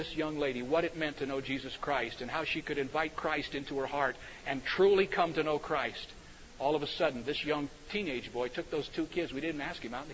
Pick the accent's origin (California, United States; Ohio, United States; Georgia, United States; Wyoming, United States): Ohio, United States; Cedarville; I grew up in Cedarville, Ohio, because my father was the president of Cedarville College